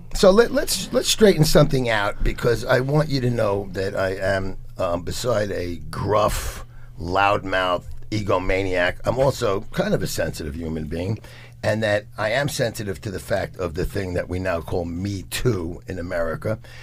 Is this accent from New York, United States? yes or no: yes; New York City, New York, United States; also born or lived in Lower East Side; I grew up in the Bronx in the 60s and 70s, Lower East Side